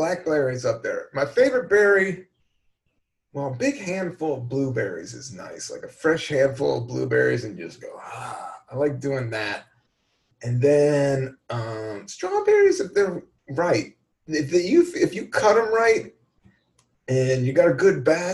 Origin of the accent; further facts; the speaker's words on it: Virginia, United States; also born or lived in Washington, D.C.; now in New York, United States; I'm more of a DC cat. I'm more of a Virginia cat. So, but I just didn't grow up in it